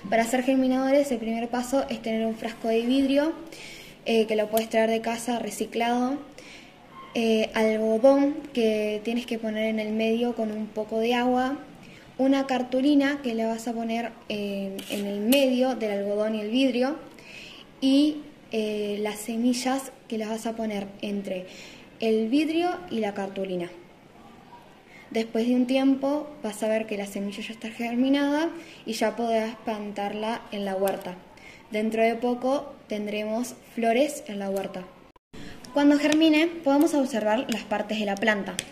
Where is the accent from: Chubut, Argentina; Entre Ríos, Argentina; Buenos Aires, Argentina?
Buenos Aires, Argentina; soy de Buenos Aires de primer año y les vengo a contar lo de los germinadores.